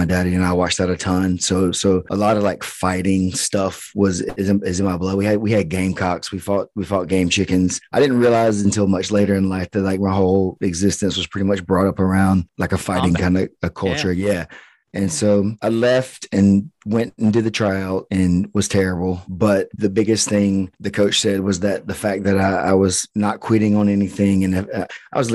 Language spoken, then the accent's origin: English; Bainbridge, Georgia, United States; now in Perry, United States; Bainbridge, Georgia. Bainbridge, a small Georgia. Town. Yeah, southwest corner of Georgia